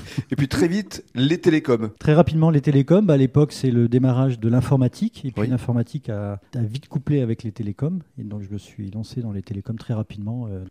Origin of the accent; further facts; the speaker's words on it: Tours, Centre-Val de Loire, France; moved away as an adult; also born or lived in Paris region; now in Arcachon, France; je suis né à Tours, mes parents habitent encore à Tours. je quitte euh, la Touraine pour partir en région parisienne à l'âge de 20 ans